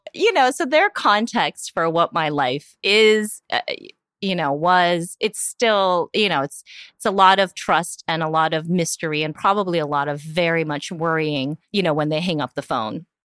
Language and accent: English; Union City, California, United States; English is a second language; also born or lived in Korea; I grew up in the East Bay, which is very different from San Francisco. You know, the East Bay is predominantly all immigrant communities, all, you know, communities of color, like, definitely where I grew up in Union City